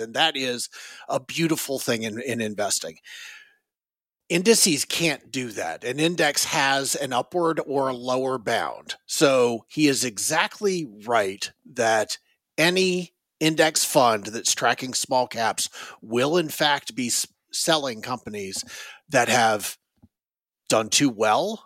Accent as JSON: {"language": "English", "town": "Raleigh", "region": "North Carolina", "country": "United States", "tie": "born or raised there", "moved": "yes", "lives_now": "Northern Virginia, United States", "said": "I grew up in Raleigh, North Carolina"}